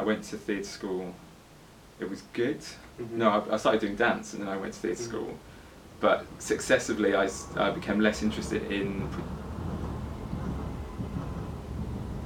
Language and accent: English; Birmingham, West Midlands, United Kingdom; moved away as an adult; also born or lived in Guadalajara, Mexico; now in London, United Kingdom; I was born there, lived there until I was seven